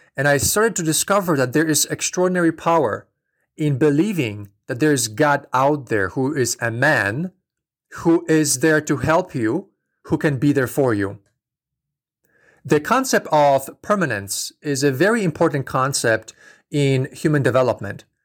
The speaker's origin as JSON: {"language": "English", "country": "Poland", "tie": "born or raised there", "moved": "yes", "said": "I'm from Poland originally. So I grew up in a very strict Catholic environment"}